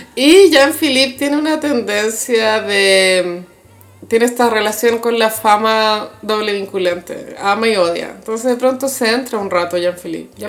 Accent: Chile

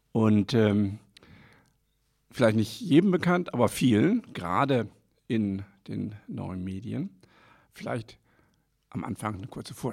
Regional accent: Northern Germany, Germany; Ich komme ja ursprünglich aus Norddeutschland, da von der, in der Nähe der niederländischen Grenze.

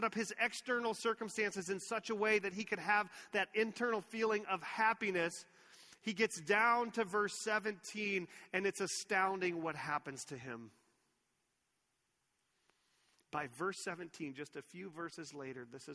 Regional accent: Texas, United States; growing up in Texas

